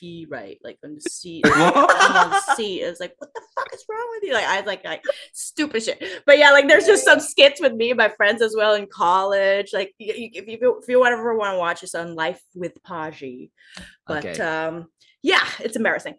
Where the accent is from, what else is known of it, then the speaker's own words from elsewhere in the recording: Macau; now in United States; We grew up in Macau and went to Chinese school together